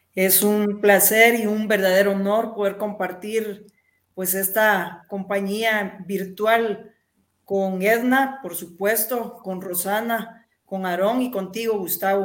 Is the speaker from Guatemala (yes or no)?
yes; eastern Guatemala, Guatemala; quienes somos de Oriente